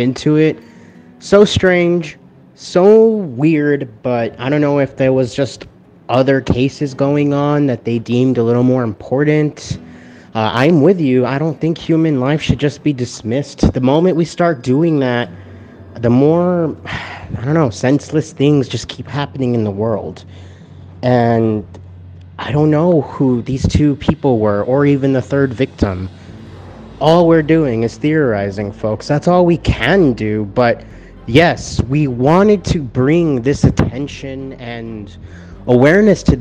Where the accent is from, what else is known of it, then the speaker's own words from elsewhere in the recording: Edinburg, Texas, United States; I was born and raised basically in Edinburgh